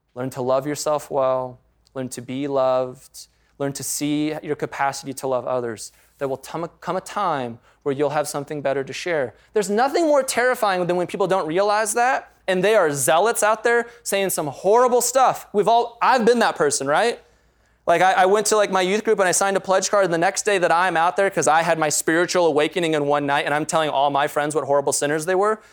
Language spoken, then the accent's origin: English; United States; we grew up in the United States of America in the 20th and 21st century